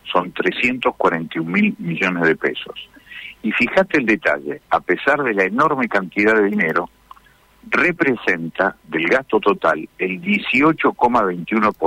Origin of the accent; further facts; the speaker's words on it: Las Toscas, Santa Fe, Argentina; en realidad en toda la provincia, vengo de las Toscas, en el norte de la provincia, está muy lastimada la realidad social.